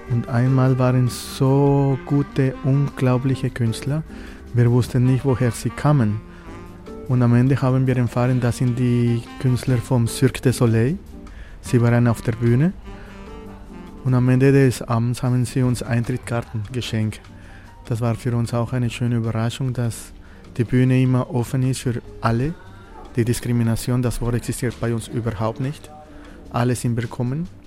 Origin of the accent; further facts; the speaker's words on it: Colombia; German is a second language; now in Vienna, Austria; ursprünglich komme ich aus Kolumbien und das ist diese Verbindung, die ich, ich äh, in meine Knochen habe mit der Musik.